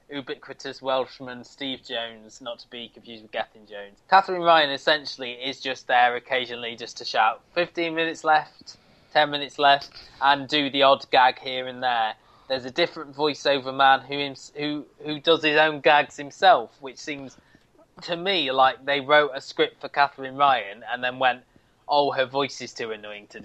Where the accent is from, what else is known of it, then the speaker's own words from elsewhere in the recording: Canada; I talk funny because I come from Canada.